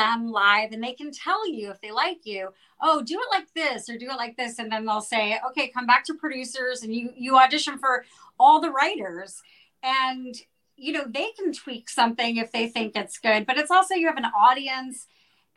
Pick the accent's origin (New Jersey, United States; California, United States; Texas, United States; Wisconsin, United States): New Jersey, United States; also born or lived in New York City, United States; now in Los Angeles, United States; I grew up in New Jersey and very close to New York City